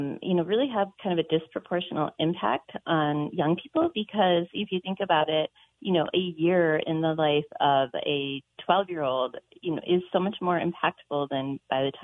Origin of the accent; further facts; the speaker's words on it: Midwest, United States; now in Montana, United States; I grew up in the Midwest in the 80s